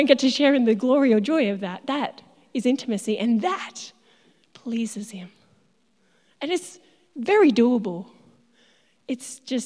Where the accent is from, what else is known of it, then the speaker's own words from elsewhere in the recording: Tasmania, Australia; moved away as an adult; I'm from Tassie originally